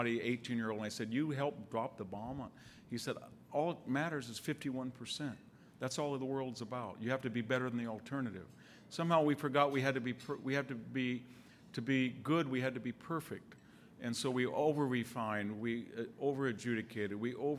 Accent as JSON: {"language": "English", "town": "Selma", "region": "California", "country": "United States", "tie": "born or raised there", "said": "when I leave Selma, which per capita income is $16,000, my hometown"}